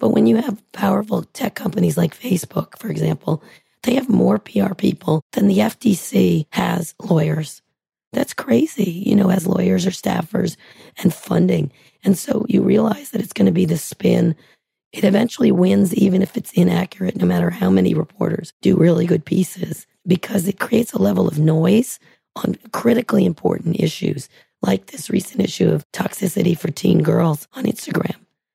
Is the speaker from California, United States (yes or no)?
yes; San Francisco, California, United States; I'm from San Francisco